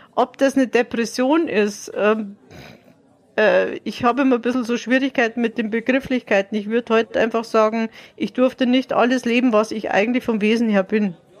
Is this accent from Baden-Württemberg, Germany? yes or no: no; Dachau district, Bavaria, Germany; Ich komme aus Bayern, also aus dem äh, Landkreis Dachau.